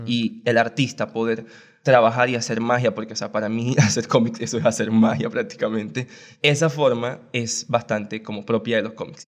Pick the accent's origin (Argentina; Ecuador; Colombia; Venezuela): Colombia; Barranquilla, Atlántico; born or raised there